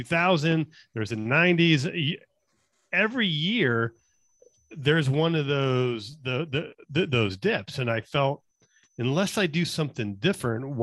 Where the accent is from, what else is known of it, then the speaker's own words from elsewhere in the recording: Las Vegas, Nevada, United States; I'm born and raised in Las Vegas